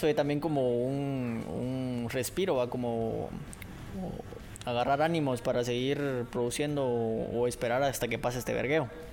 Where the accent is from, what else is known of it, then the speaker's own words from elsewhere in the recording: Guatemala; yo como ciudadano guatemalteco